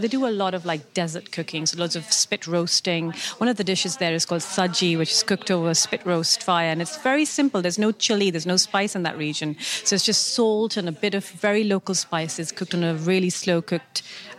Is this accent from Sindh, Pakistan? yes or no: yes; Karachi, Sindh, Pakistan; moved away as an adult; now in United Kingdom; I grew up in Karachi, in the southern part of Pakistan, and I spent my whole life there. And I don't think I actually realized how definitive the flavors that I grew up with were until I moved to the UK about 12 years ago.